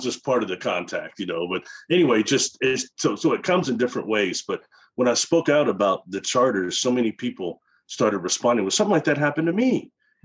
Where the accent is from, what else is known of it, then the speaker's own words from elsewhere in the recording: Midwest, United States; I'm from the Midwest